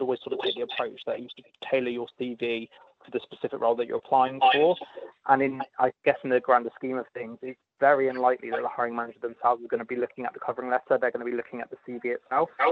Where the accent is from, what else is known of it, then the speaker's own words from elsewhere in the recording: United Kingdom; moved away as an adult; now in Australia; If you can't tell from my accent, I am from the UK.